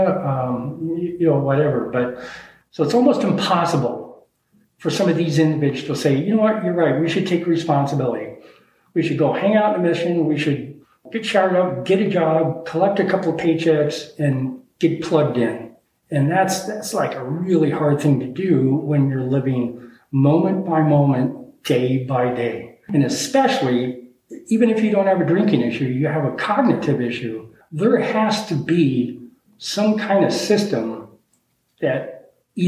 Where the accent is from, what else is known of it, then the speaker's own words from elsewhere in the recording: Denver, Colorado, United States; moved away as an adult; also born or lived in Miami Beach / Philadelphia / Aspen, Colorado; So I grew up in Denver